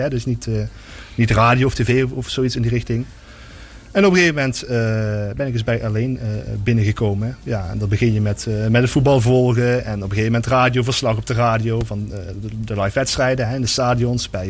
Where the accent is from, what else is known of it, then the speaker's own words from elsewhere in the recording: Gulpen, Limburg, Netherlands; also born or lived in Maastricht; Ik, ik kom uit Gulpen, 25 eh, eh, jaar oud.